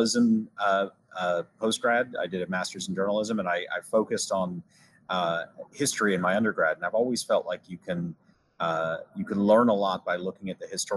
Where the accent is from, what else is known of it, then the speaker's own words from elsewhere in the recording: Maine, United States; also born or lived in United Kingdom; done some amateur journalism for a local radio station in my hometown up in Maine